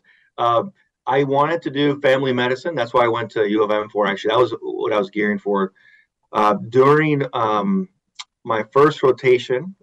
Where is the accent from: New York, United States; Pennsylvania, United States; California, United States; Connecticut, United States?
California, United States; San Diego; moved away as an adult; also born or lived in Indiana; now in Grand Rapids, United States; I am originally from San Diego, California, but I've been out here for at least 25 years